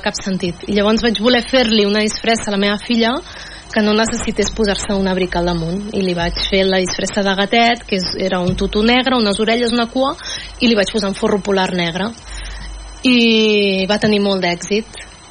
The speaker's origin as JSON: {"language": "Catalan", "town": "Mataró", "region": "Catalonia", "country": "Spain", "said": "jo sóc de Mataró"}